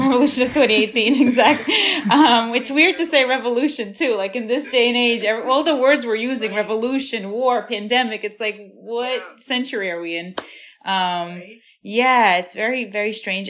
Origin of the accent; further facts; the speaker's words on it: New York City, New York, United States; also born or lived in Ukraine; I've been in Brooklyn since I was 7